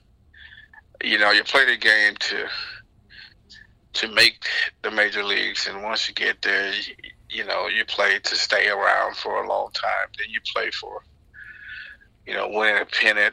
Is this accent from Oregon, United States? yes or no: no; Florida, United States; growing up in Florida